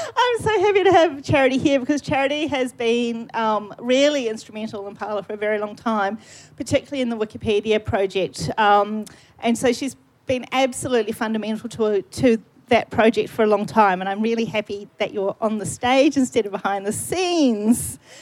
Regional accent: New Zealand; accent: New Zealand; my New Zealand accent

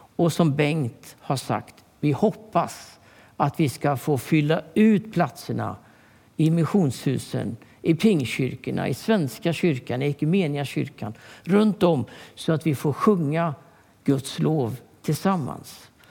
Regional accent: Sweden; also born or lived in Stockholm; jag är uppväxt i Turboda

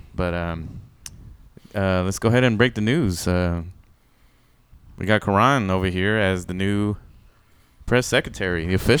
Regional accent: Dripping Springs, Texas, United States; it's in Austin, which is liberal as fuck, but I'm from Dripping Springs.

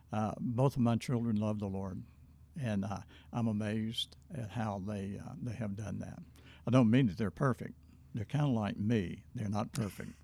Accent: Hope, Arkansas, United States; I was born in Hope, Arkansas, nineteen forty-one

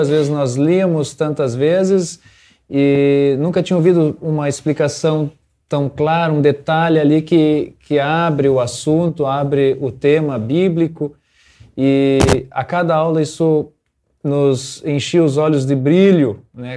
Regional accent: Santa Rosa, Brazil; eu venho da comunidade São João, lá de Santa Rosa

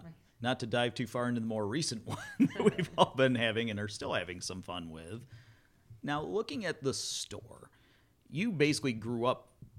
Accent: Climax, Michigan, United States; growing up in Climax

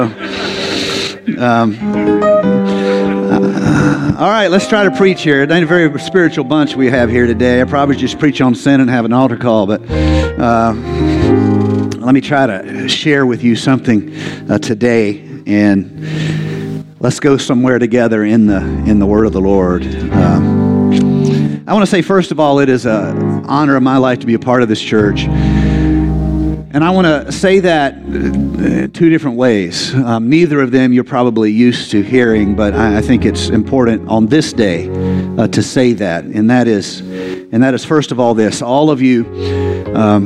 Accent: the South, United States; also born or lived in San Diego, California; I grew up in the South

